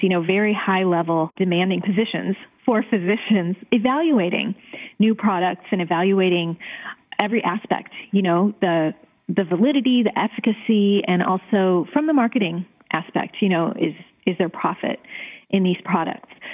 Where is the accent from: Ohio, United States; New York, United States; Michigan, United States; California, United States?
Ohio, United States; Cleveland; moved away as an adult; also born or lived in Chicago; I am from Cleveland and I went to college and medical school in Cleveland years ago